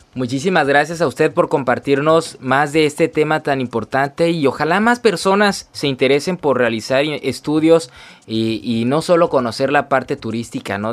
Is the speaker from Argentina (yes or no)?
no; Mexico; como mexicanos